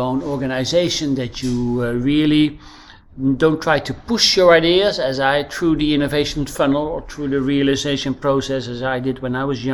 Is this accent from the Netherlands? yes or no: yes; Netherlands; accent: Dutch; English is a second language; moved away as an adult; now in Crete, Greece; As you can probably hear from my accent, I'm Dutch. I'm living on Crete the last few years